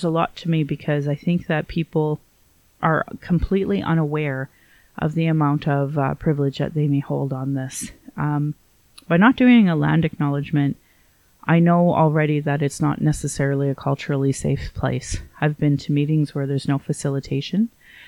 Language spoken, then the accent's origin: English; Calgary, Alberta, Canada; I was born in Calgary